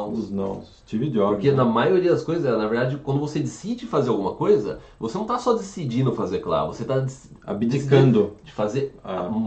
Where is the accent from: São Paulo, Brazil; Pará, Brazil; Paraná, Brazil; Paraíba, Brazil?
São Paulo, Brazil; São João da Boa Vista; San John, eu sou de São João.